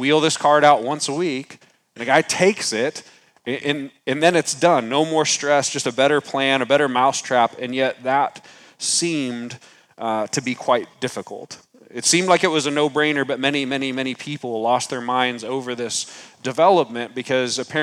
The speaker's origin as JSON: {"language": "English", "town": "San Antonio", "region": "Texas", "country": "United States", "tie": "born or raised there", "moved": "yes", "said": "I was born in San Antonio, Texas"}